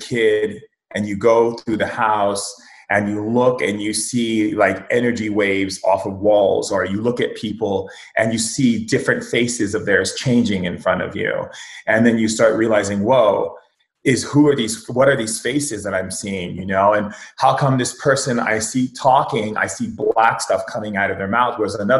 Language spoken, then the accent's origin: English; Foster City, California, United States; also born or lived in Hawaii; I grew up in two places. I grew up in Foster City. It's a little town outside of San Francisco. And I also grew up in Hawaii and Oahu, in several places in Hawaii.